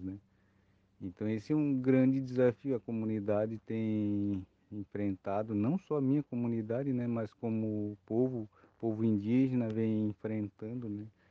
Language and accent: Portuguese; Morro dos Cavalos, Santa Catarina, Brazil; now in Biguaçu, Brazil; eu nasci no Morro dos Cavalos, minha família toda é, é era do Morro dos Cavalos e vieram para cá